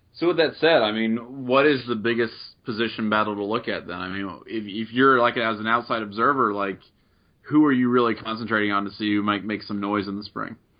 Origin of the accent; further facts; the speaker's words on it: Middletown, Ohio, United States; growing up where I'm from Southwestern Ohio